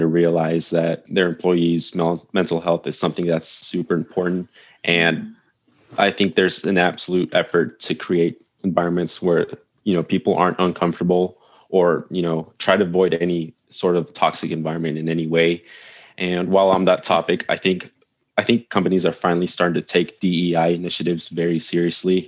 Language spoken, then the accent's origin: English; Texas, United States; I grew up in Texas and it's super hot year round.